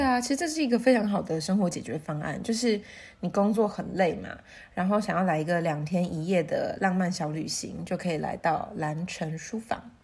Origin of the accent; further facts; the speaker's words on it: Puli, Nantou County, Taiwan; 我就是一直在这边长大这样。你看，从爱兰国小到大成国中，然后最后又意外地考回了暨南大学外文系